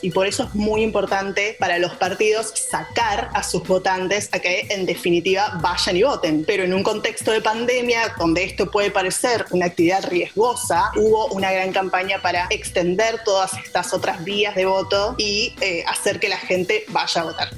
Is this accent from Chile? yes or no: no; Argentina; now in Washington, United States; soy periodista de Argentina, vivo en Washington, Distrito de Columbia